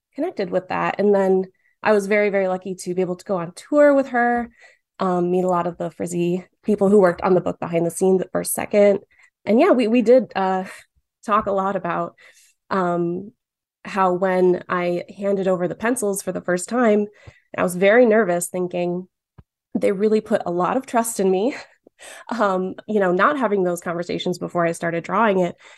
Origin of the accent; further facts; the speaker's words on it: Dearborn, Michigan, United States; I grew up in Dearborn